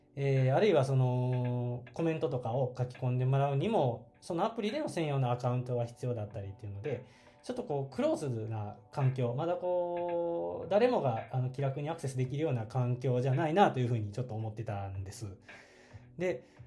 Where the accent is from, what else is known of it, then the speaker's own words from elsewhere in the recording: Kyoto, Japan; 出身は京都、えー、京都ですで現在も京都に住んでいて